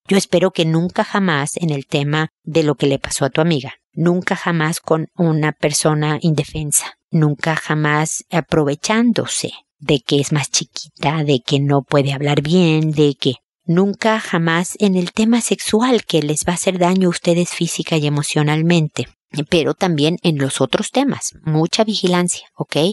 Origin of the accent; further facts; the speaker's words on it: Mexico; como dicen en mi tierra